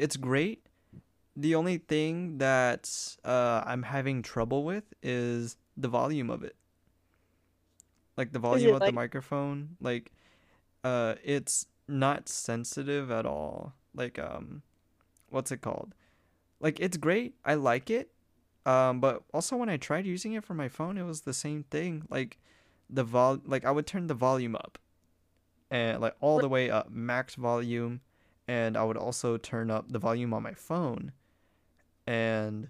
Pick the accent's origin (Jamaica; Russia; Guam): Guam; moved away; growing up on Guam